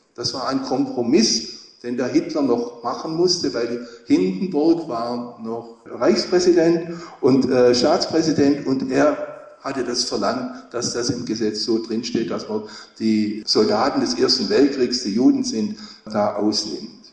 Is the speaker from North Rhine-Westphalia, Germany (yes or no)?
no; Horb am Neckar, Baden-Württemberg, Germany; ich komme aus Horb am Neckar